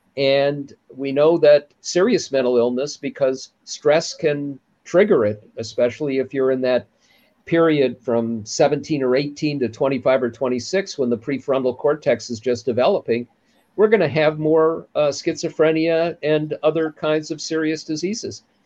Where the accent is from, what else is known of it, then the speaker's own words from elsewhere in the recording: Minnesota, United States; my home state of Minnesota